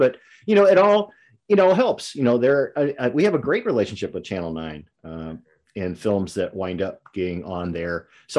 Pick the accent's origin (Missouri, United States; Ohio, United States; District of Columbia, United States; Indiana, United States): Missouri, United States; St. Louis; I grew up in South St. Louis by Carnelet Park and all over up and down Morganford, all the Gravois district and stuff